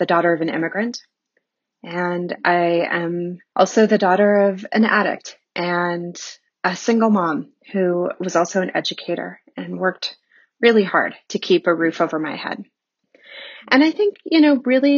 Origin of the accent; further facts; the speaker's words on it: Bismarck, North Dakota, United States; moved away; I grew up in Bismarck, North Dakota, of all places